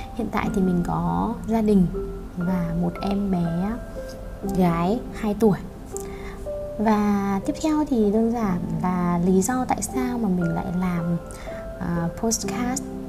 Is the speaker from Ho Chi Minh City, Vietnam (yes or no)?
no; Hanoi, Vietnam; also born or lived in Beijing, China; Sinh ra và lớn lên ở Hà Nội